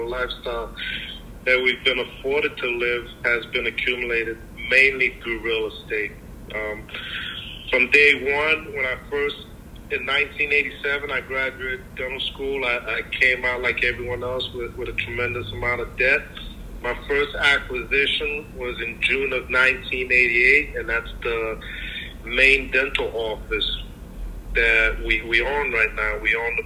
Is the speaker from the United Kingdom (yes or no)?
no; Port-au-Prince, Haiti; also born or lived in South Florida; now in Miami, United States; I'm an immigrant from Port-au-Prince, Haiti